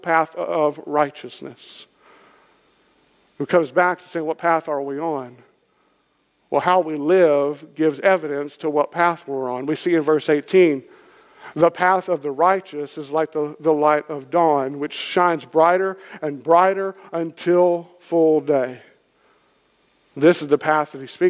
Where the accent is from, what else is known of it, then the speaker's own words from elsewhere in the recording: Kentucky, United States; I'm from Kentucky. It's in my blood